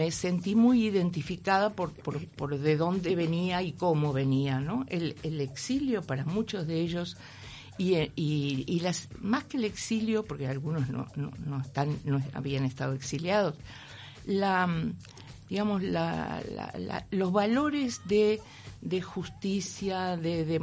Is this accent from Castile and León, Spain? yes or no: no; Madrid, Community of Madrid, Spain; now in Uruguay; así que me volví a España y seguí viviendo en Madrid hasta, hasta que vine al Centro Cultural de España en 2005, mm. pero vine como española.